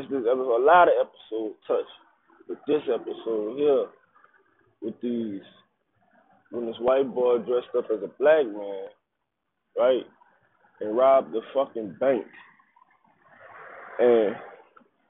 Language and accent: English; New Orleans, Louisiana, United States; I'm from New Orleans